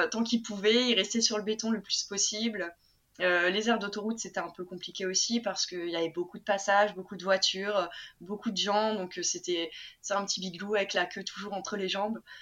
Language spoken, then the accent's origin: French; Lille, Hauts-de-France, France; also born or lived in Japan; je viens de Lille hein, de base